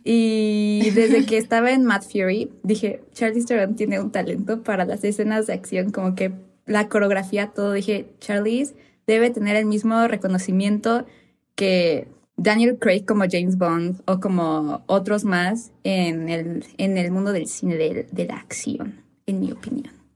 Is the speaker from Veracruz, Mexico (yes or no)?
no; Cuernavaca, Morelos, Mexico; moved away as an adult; now in Mexico City, Mexico; somos de Cuernavaca, pero yo ahorita estoy, o sea, igual por la uni todo vivo en, ya en Ciudad de México